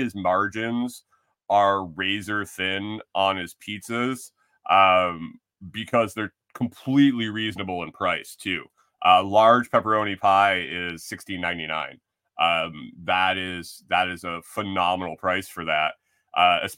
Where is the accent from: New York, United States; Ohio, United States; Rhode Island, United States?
New York, United States; Buffalo; moved away; also born or lived in Minnesota; I grew up in Western New York eating good thin crust pizza in New York City, in Buffalo.